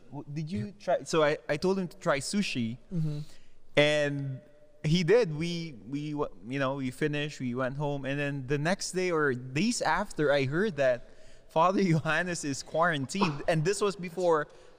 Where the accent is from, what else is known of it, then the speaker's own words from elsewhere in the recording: Philippines; I'm proud Filipino